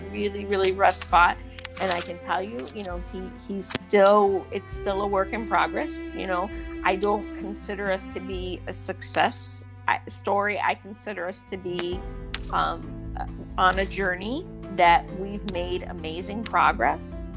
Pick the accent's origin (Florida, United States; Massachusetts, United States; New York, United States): New York, United States; Dutchess County; also born or lived in Raleigh, North Carolina; now in North Carolina, United States; I'm from Dutchess County, New York